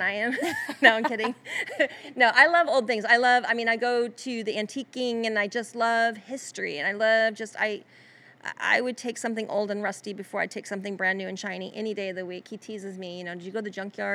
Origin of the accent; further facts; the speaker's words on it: Florida, United States; also born or lived in California; now in Tennessee, United States; I was born and raised in Florida, so I'm a Southern girl at heart